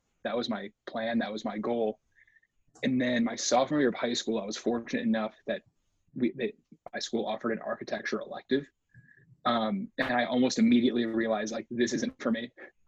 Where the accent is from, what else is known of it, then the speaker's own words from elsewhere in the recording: Illinois, United States; Illinois is the answer to all those things. I didn't really do a whole lot as far as like leaving Illinois until college. No, actually midway through college.